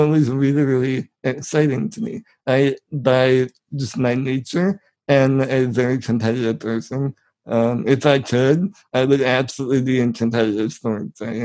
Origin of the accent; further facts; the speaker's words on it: 200 miles south of Chicago, Illinois, United States; I'm from 200 miles straight south of Chicago